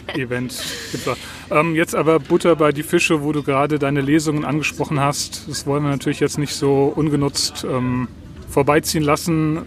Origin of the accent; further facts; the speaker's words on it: Southern Germany, Germany; also born or lived in Schleswig-Holstein; now in Schleswig, Germany; als geborener Süddeutscher